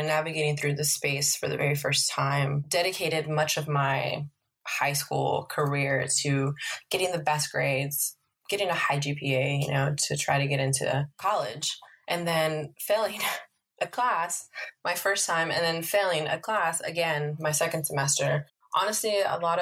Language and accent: English; Los Angeles, California, United States; I am from Northeast LA, specifically Highland Park. I grew up there